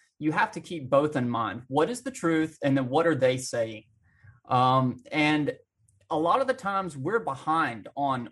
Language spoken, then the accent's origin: English; Alabama, United States; I grew up in small town Bama, out in the country